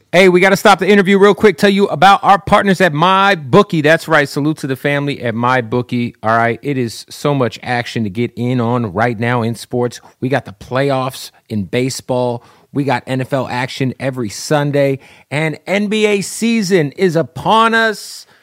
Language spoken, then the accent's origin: English; Phoenix, Arizona, United States; I'm from Arizona